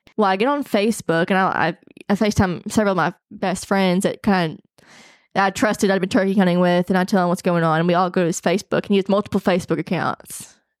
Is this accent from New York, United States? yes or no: no; Arkansas, United States; I'm from Arkansas, I hunt, take care of my land